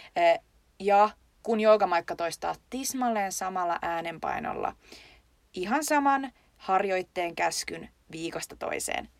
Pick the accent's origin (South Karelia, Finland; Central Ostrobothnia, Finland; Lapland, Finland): South Karelia, Finland; Lappeenranta; meillä Lappeenrannassa